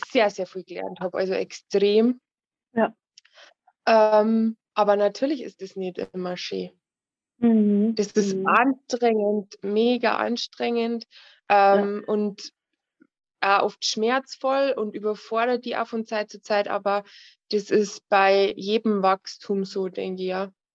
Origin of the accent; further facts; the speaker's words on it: Bavaria, Germany; Ich komme aus Bayern